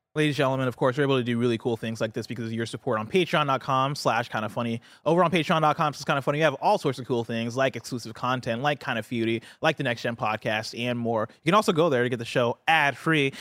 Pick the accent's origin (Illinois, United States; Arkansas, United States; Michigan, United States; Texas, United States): Illinois, United States; Champaign; moved away; I grew up in Champaign, Illinois, which is a town that's, like, in central Illinois